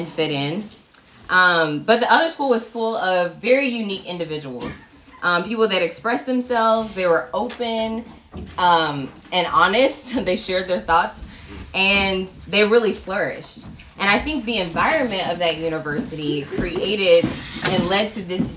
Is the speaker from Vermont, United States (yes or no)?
no; Birmingham, Alabama, United States; moved away as an adult; also born or lived in Auburn, Alabama; now in Atlanta, United States; I'm originally from Alabama. Born, raised in Birmingham